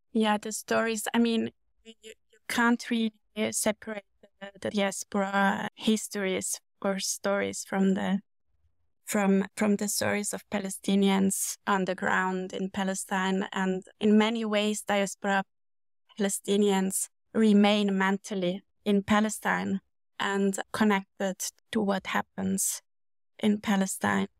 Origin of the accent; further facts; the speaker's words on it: Switzerland; moved away as an adult; also born or lived in Munich, Germany; I grew up in Switzerland